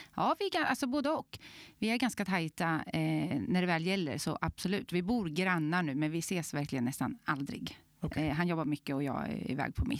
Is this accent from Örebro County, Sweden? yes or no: yes; Glanshammar, Örebro County, Sweden; Så där i Glanshammar är jag uppvuxen.